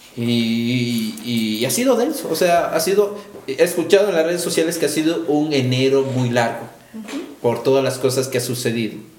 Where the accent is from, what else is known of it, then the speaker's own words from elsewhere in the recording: Ecuador; Somos el pueblo, somos ecuatorianos